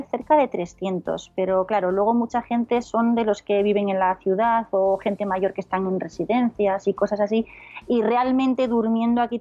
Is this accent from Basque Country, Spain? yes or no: no; León, Castile and León, Spain; also born or lived in Palencia / Mallorca; now in Soria, Spain; No, no soy de aquí, yo soy de León.